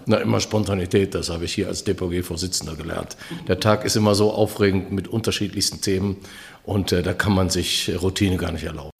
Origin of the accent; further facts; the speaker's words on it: Duisburg, North Rhine-Westphalia, Germany; now in Berlin, Germany; ich komme aus Duisburg und da sagt man das so.